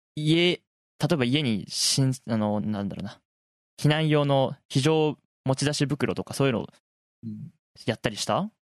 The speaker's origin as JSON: {"language": "Japanese", "region": "Miyagi", "country": "Japan", "tie": "born or raised there", "said": "俺は宮城県出身で"}